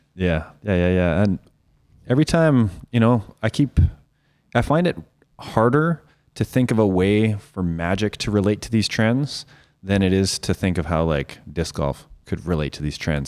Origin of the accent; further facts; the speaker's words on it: Saskatoon, Saskatchewan, Canada; I always said I was from Saskatoon